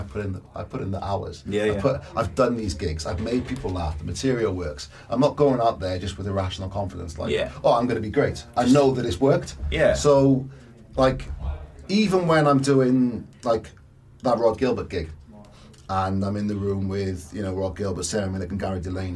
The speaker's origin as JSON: {"language": "English", "town": "Cardiff", "region": "Wales", "country": "United Kingdom", "said": "I'm from Cardiff."}